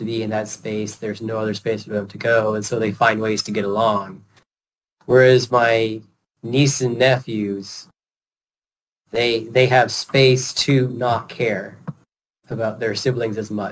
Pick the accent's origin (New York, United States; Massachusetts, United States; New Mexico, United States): New York, United States; now in Maryland, United States; Public restrooms in my hometown in New York are always clean. But that's a rural farm area